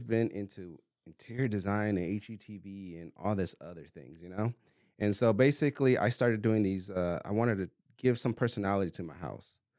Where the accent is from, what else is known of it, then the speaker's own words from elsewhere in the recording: California, United States; moved away as an adult; now in Arizona, United States; I'm originally from California. I moved over here four years ago.